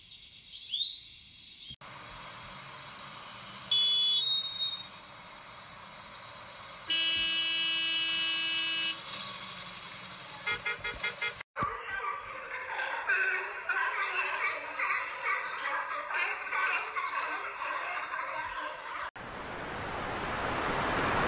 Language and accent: English; California, United States; I was born and raised in California